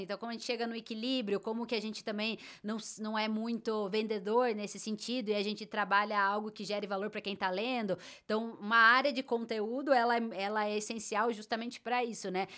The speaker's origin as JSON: {"language": "Portuguese", "country": "Brazil", "said": "você tá no Brasil e é assim que a gente fala, esse é o nosso sotaque"}